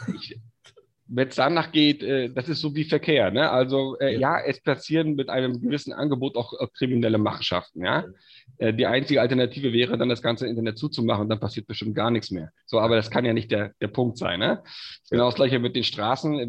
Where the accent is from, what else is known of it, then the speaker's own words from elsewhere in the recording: Stralsund, Mecklenburg-Vorpommern, Germany; ich bin gebürtiger Stralsunder, komm also auch hierher